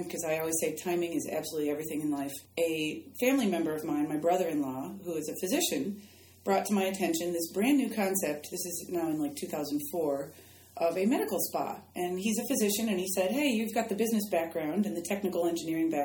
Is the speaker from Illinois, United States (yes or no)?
yes; Chicago, Illinois, United States; moved away as an adult; now in Florida, United States; my hometown of Chicago down to Florida